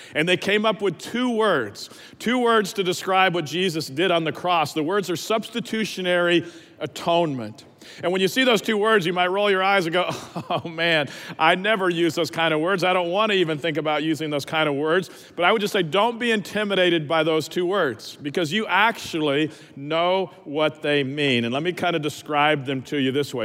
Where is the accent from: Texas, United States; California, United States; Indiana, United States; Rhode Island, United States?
Texas, United States; Dallas; also born or lived in Lubbock, Texas